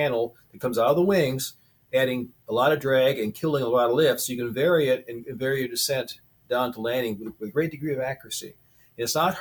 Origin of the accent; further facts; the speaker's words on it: Hammondsport, New York, United States; now in Elmira, United States; I was raised in Hammondsport, New York